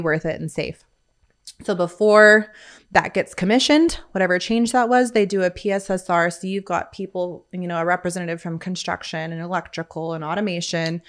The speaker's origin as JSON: {"language": "English", "town": "Bakersfield", "region": "California", "country": "United States", "tie": "born or raised there", "moved": "as an adult", "lives_now": "Midland, United States", "said": "Born and raised, uh, Midland, California, Bakersfield"}